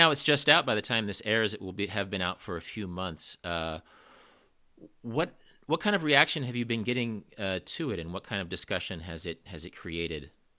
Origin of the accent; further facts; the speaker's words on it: Kansas, United States; I grew up in Kansas, and so I was sort of a de facto Kansas City Chiefs fan.